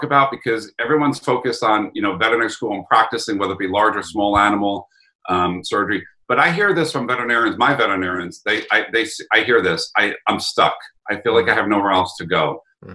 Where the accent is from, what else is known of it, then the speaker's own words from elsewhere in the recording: New York, United States; accent: New York; my New York accent